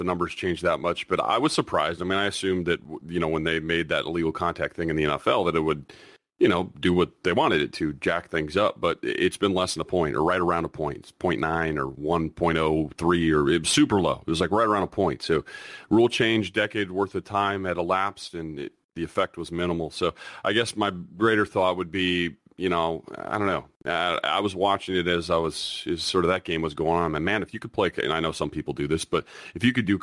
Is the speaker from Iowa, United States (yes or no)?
yes; Iowa, United States; now in New England, United States; I live in New England and I'm from Iowa